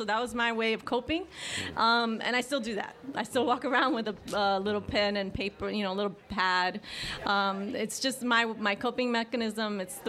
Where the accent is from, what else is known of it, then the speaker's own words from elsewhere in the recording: New York, United States; And I'm from New York, and I don't like to be fake.